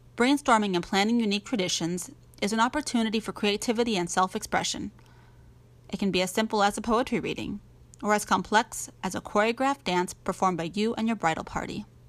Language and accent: English; New Orleans, Louisiana, United States; moved away as an adult; we are from New Orleans